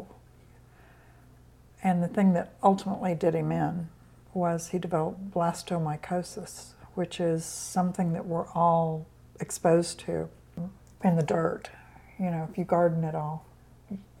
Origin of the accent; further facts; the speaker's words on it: Tennessee, United States; also born or lived in Indiana; I was born in Indiana. We moved to Tennessee, actually, when I was 10. Well, 9